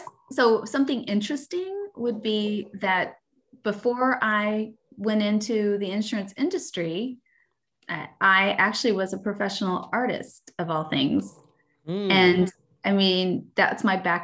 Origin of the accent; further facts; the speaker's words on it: Dallas, Texas, United States; moved away as an adult; now in Austin, United States; we're from Dallas, the Dallas area